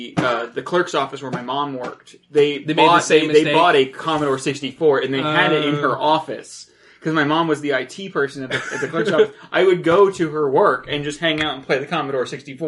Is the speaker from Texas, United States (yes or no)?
no; Lantana, Florida, United States; Yeah, for me, because I growing up in Lantana, it was always freaking hot as hell, and Florida.